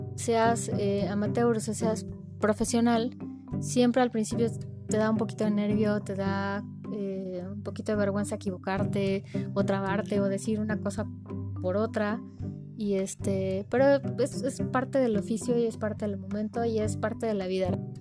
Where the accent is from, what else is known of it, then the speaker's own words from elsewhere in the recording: Mexico; somos mexicanos